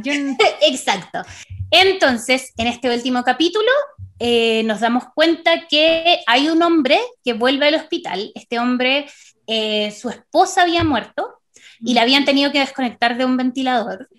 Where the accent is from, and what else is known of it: Chile